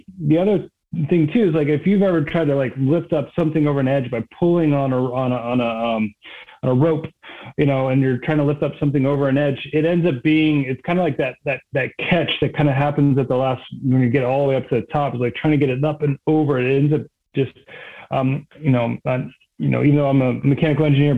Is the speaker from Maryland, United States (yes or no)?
yes; East Coast, just north of DC, Maryland, United States; moved away as an adult; I grew up on the East Coast, just north of DC